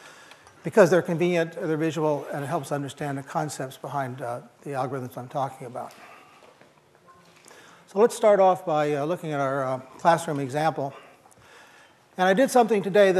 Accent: East Peoria, Illinois, United States; moved away; I'm from East Peoria, Illinois, and I was surrounded by the factories of Caterpillar Tractor Company

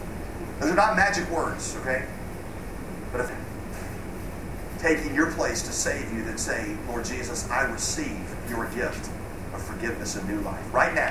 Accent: the South, United States; accent: Southern; I'm going to drop my southern accent because it's hard to talk like that.

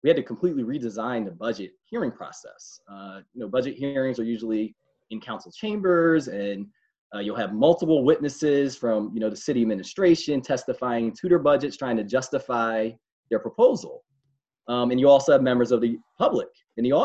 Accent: Philadelphia, Pennsylvania, United States; I was born and raised in Philadelphia, the Germantown, Mount Airy section of Philadelphia

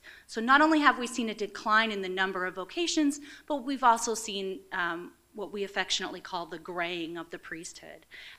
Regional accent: Western Pennsylvania, United States; because I'm from Western Pennsylvania

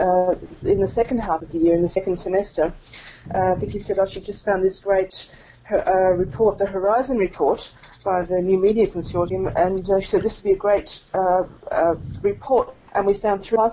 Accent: Australia; moved away as an adult; also born or lived in Dhaka, Bangladesh; I'm originally from Australia

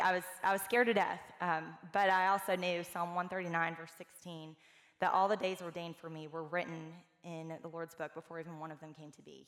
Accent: Atlanta, Georgia, United States; moved away as an adult; now in Birmingham, United States; I'm originally from Atlanta

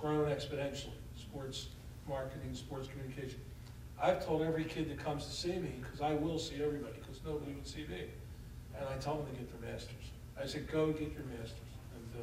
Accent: Philadelphia, Pennsylvania, United States; This is Philadelphia. We're a neighborhood society

